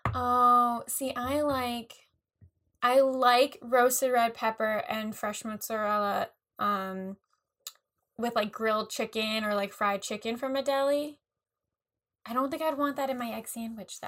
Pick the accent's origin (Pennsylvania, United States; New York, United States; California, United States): New York, United States; we're from New, New York